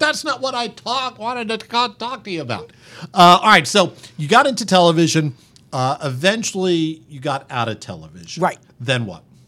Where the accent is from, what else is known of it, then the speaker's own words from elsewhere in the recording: around the New York City area, United States; And I grew up just around the New York City area